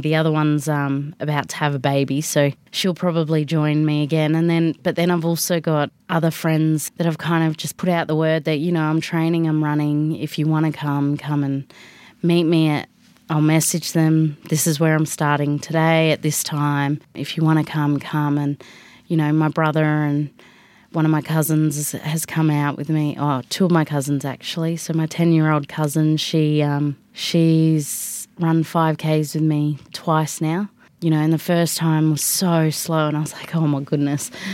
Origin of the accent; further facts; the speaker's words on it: Alice Springs, Northern Territory, Australia; also born or lived in Canberra; I'm from Alice Springs. Uh, I was born in Canberra, but have been here basically my whole life